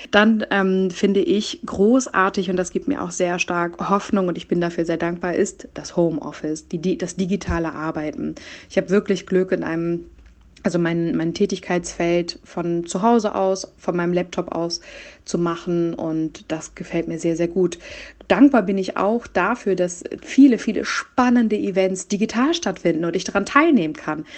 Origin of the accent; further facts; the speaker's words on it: Hamburg, Germany; moved away as an adult; also born or lived in Nuremberg / Berlin; ich komme aus Hamburg